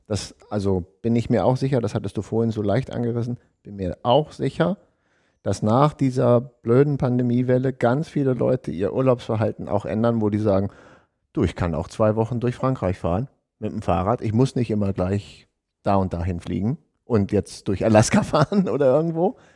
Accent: Deister, Lower Saxony, Germany; meine Heimat, den Deister

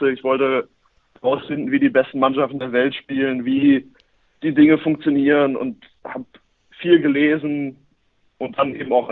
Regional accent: Norderstedt, Schleswig-Holstein, Germany; now in Paderborn, Germany; ich komme aber eigentlich aus dem Norden, nämlich aus Norderstedt, dem Norden von Hamburg sogar, nicht nur im Norden von Deutschland. Ähm, dort bin ich aufgewachsen

